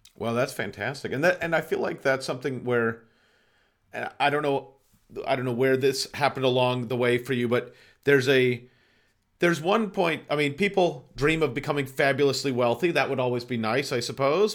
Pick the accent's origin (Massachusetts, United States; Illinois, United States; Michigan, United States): Massachusetts, United States; Boston; moved away; also born or lived in Los Angeles; I'm also from Boston